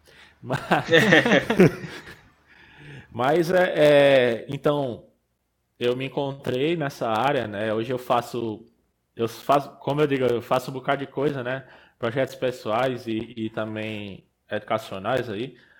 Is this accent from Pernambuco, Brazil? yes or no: yes; Pernambuco, Brazil; moved away as an adult; also born or lived in Rio Grande do Norte; eu sou pernambucano, né? Sou nascido e criado no sertão, no meio da Caatinga